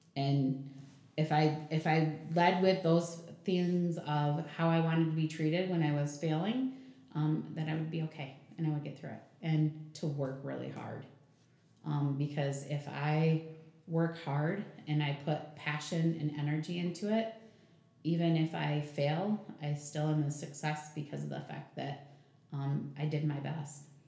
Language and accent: English; Jackson, Michigan, United States; moved away as an adult; also born or lived in Napoleon, Michigan; now in Battle Creek, United States; it was leaving Jackson actually. Um, that was it's my hometown